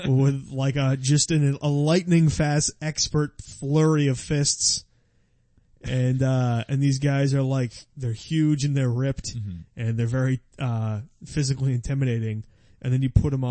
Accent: 35 minutes north of Boston, Massachusetts, United States; I'm actually not from Boston. I'm from like 35 minutes north.

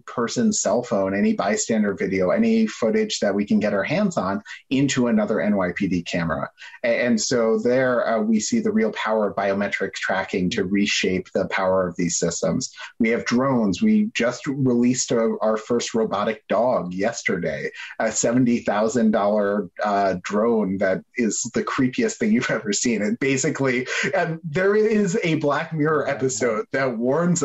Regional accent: New York, United States; I grew up in New York

